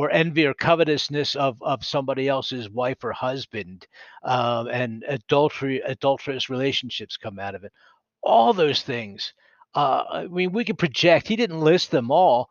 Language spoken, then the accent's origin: English; Philadelphia, Pennsylvania, United States; accent: East Coast; moved away; I was born and raised in Philadelphia